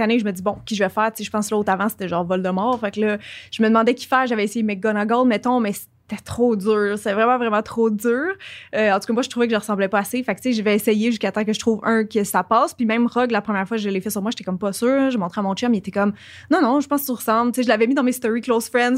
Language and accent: French; Quebec, Canada; accent: Québécois; j'ai un accent québécois